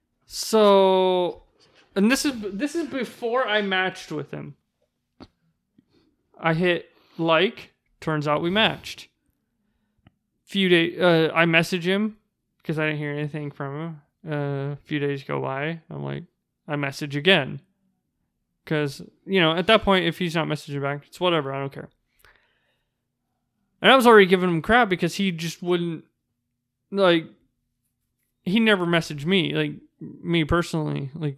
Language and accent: English; United States; You know, I'm a girl from Washington.